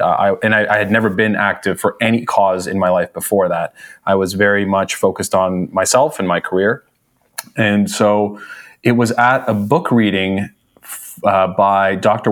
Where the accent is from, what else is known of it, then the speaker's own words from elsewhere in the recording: Toronto, Ontario, Canada; I was born in Toronto. Uh, from Canada. Uh, lived here my whole life